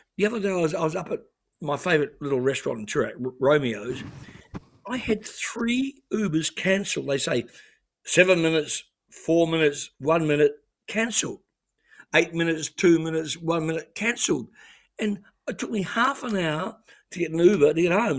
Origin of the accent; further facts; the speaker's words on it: New Zealand; moved away as an adult; now in Australia; I grew up in New Zealand